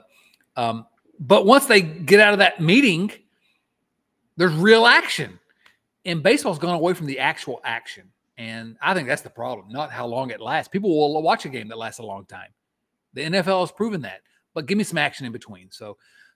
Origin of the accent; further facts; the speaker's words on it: Eastern Kentucky border, United States; now in Richmond, Virginia, United States; Nate and I grew up on the Eastern Kentucky border